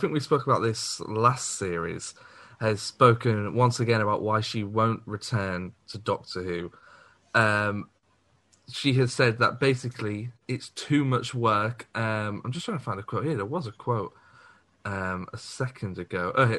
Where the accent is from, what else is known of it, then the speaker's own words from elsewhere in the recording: Liverpool, North West England, United Kingdom; Anybody who looks at me knows I'm from Liverpool, let's be honest.